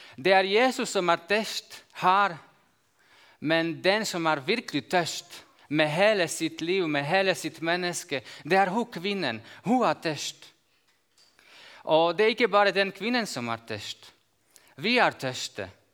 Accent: Slovakia; Norwegian is a second language; Jeg kommer fra Slovakia, og jeg bor i jordbruksområdet. Jeg bor i Øst-Slovakia

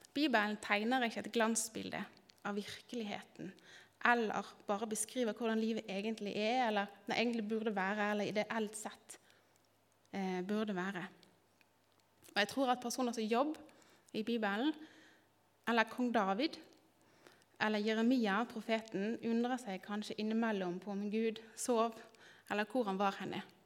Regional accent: Bergen, Vestland, Norway; moved away as an adult; now in Kristiansand, Norway; er jeg bergenser. Eh, har bodd ti år snart i Kristiansand.

